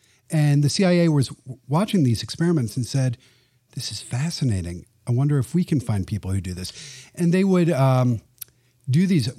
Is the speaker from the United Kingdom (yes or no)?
yes; England, United Kingdom; I grew up in England, and for us, magic was Paul Daniels, who was a funny, older, bald guy who made corny jokes on TV.